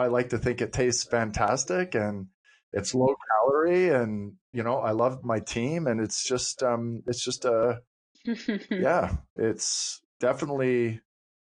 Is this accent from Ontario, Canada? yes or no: no; Cape Breton, Nova Scotia, Canada; I was raised in Cape Breton